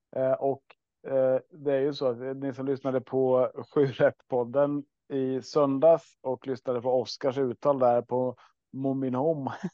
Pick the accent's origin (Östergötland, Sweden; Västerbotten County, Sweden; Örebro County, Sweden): Östergötland, Sweden; vi är ju uppvuxna och bor i Östergötland i alla fall